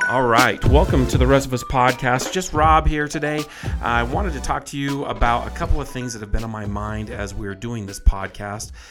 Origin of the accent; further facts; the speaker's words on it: South Texas, United States; as a boy, when I was raised in South Texas, I was, um, very poor